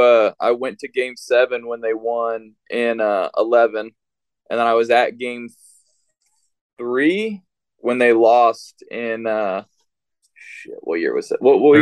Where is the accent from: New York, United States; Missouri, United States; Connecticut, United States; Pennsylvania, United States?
Missouri, United States; St. Louis; I grew up in St. Louis.